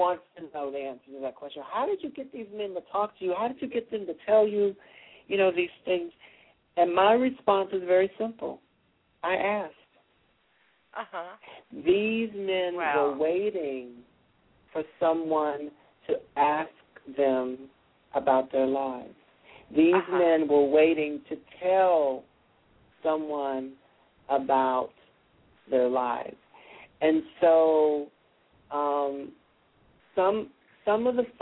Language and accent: English; Hickory, North Carolina, United States; moved away; I'm the first African-American born in Hickory to earn a PhD